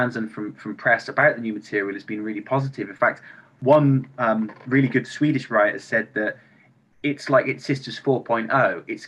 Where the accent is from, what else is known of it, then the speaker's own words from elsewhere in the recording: Bristol, South West England, United Kingdom; also born or lived in London; now in Liverpool, United Kingdom; I'm from Bristol, and then I lived in London